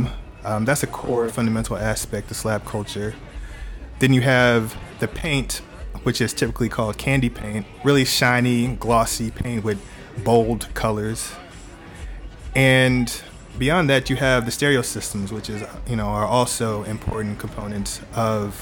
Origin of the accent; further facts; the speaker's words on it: Houston, Texas, United States; Born and raised Houston, Texas, the South Side